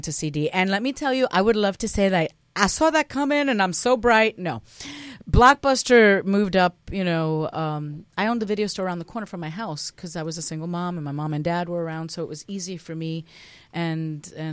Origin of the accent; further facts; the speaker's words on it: New Jersey, United States; moved away as an adult; also born or lived in Cuba; now in Los Angeles, United States; I'm a Jersey girl. I was born in Cuba but raised in Jersey